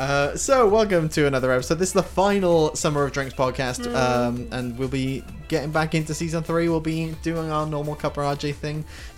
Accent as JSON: {"language": "English", "region": "Wales", "country": "United Kingdom", "said": "I am proud of being Welsh."}